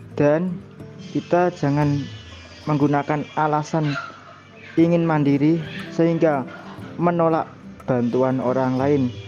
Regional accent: Jepara, Central Java, Indonesia; asal dari kota Ukir, Jepara, Jawa Tengah

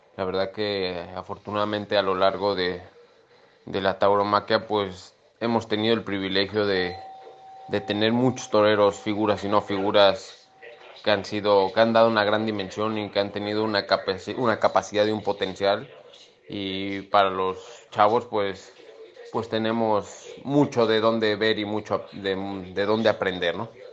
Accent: Mexico; now in Spain; también en México, ¿no? Que, es mi tierra

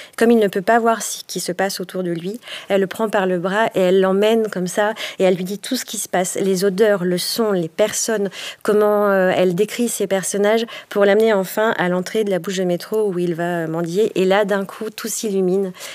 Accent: Haute-Savoie, Auvergne-Rhône-Alpes, France; Je suis native de Haute-Savoie

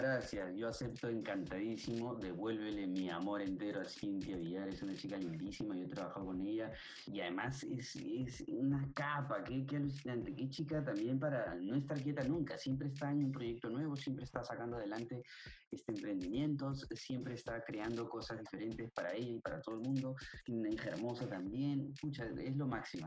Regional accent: Peru; Nosotros somos peruanos

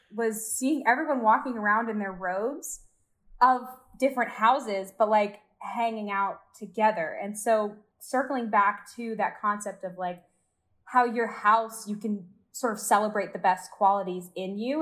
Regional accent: Georgia, United States; moved away as an adult; now in Orlando, United States; I'm from Georgia

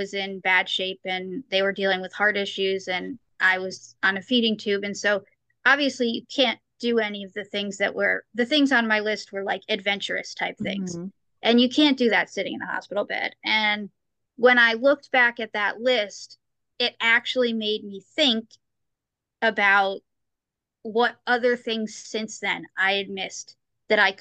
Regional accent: New York, United States; now in St. Louis, United States; I'm from New York. I used to live in New York. I'm in St. Louis now

